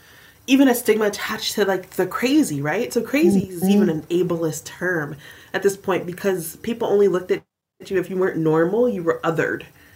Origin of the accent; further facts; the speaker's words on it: Southern US, United States; So one, being a Southerner, as you are as well, and I'm also a Black person, right?